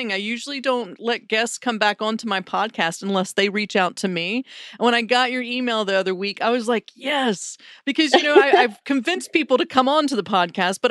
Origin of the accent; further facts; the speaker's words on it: Wilmington, North Carolina, United States; Wilmington, North Carolina, because I want to do it in my hometown